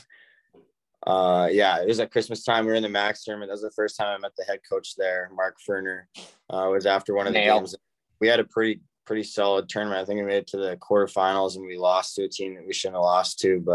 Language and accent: English; Saskatoon, Saskatchewan, Canada; growing up in Saskatoon, playing hockey